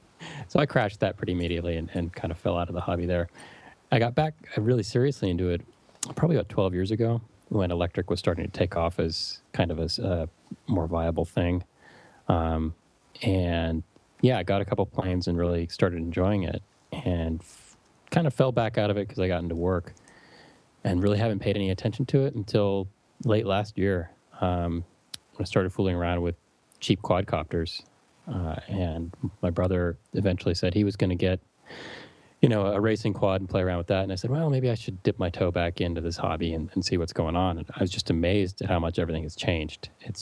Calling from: California, United States; of all, hi from sunny California.

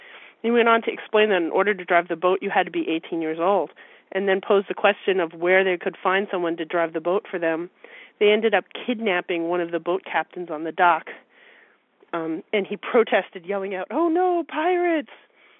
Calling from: Philadelphia, Pennsylvania, United States; I'm calling from the Philadelphia area.

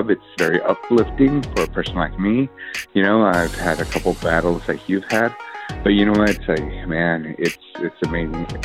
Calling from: El Centro, California, United States; I'm calling from El Centro

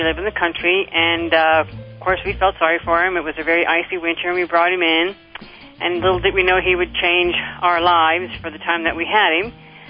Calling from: Pennsylvania, United States; I'm from Shermerkishel, Pennsylvania.

